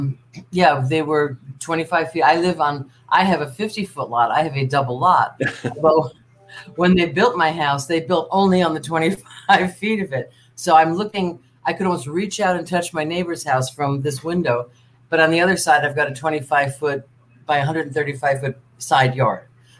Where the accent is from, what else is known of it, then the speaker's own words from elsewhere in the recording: New Jersey, United States; now in Lake Worth Beach, United States; And we came here from New Jersey and just loved it, just really fell in love with it. And I love it. I moved here permanently in 1979.